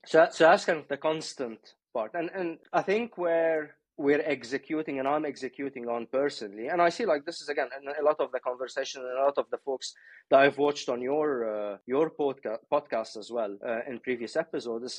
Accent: Beirut, Beirut Governorate, Lebanon; now in United Kingdom; I was born I was born in Beirut.

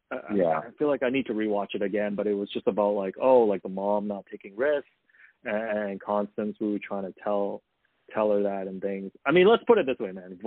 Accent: Hong Kong; moved away; When I grew up in Hong Kong

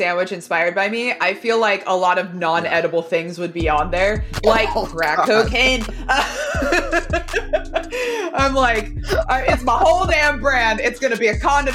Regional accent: Los Angeles, California, United States; also born or lived in Texas; I'm from Los Angeles, California, and I'm 24

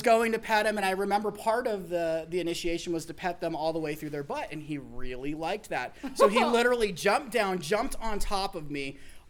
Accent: Arkansas, United States; also born or lived in Georgia; I was an Army kid, so I grew up literally moving every year, and I lived in horrifically bad places. Like, I grew up in Arkansas, in Georgia, and my mom was in San Diego, so I had this huge culture shock.

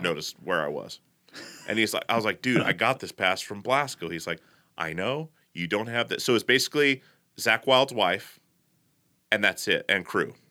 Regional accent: Portland, United States

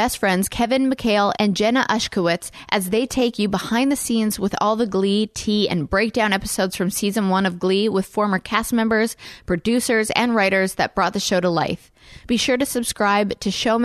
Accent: Canada; now in Nashville, United States; I'm from Canada

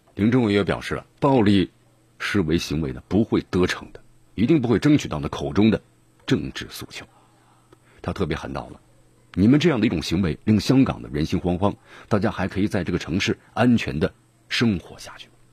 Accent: China; 作为中国人

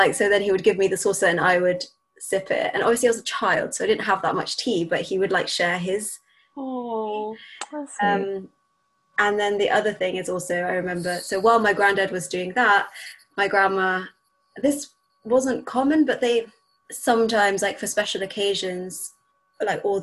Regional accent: Bahrain; moved away; growing up in Bahrain

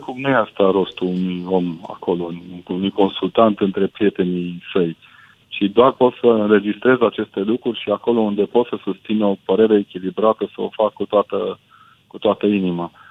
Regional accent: Brașov, Brașov County, Romania; now in Sibiu, Romania; Eu sunt brașovean prin naștere, dar sunt sibian prin adopție

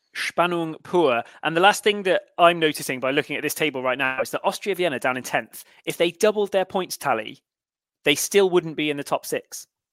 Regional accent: Cheltenham, South West England, United Kingdom; My hometown are also winless, Cheltenham Town

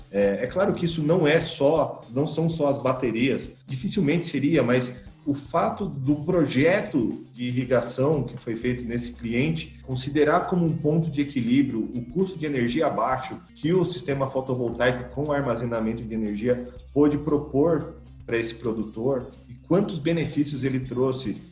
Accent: Santo André, São Paulo, Brazil; Eu sou natural de Santo André, aqui de São Paulo, sou, sou do ABC Paulista

